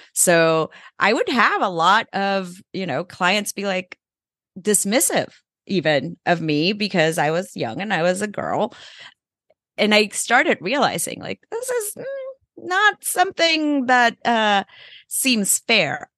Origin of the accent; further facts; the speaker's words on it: El Salvador; moved away; also born or lived in Mexico; I grew up in El Salvador